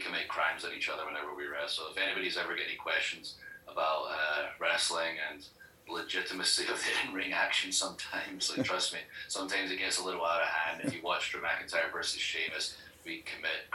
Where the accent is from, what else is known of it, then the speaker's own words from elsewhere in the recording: Scotland, United Kingdom; now in United States; Scotland. I'm from Scotland